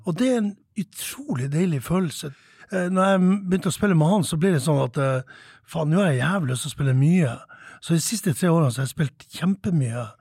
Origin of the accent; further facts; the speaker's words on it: Tromsø, Troms, Norway; moved away as an adult; now in Oslo, Norway; Når jeg vokste opp her i Tromsø